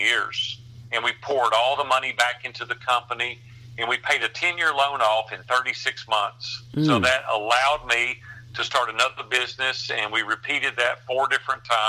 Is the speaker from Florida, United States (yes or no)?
no; Nashville, Tennessee, United States; I grew up in Nashville as a very poor kid.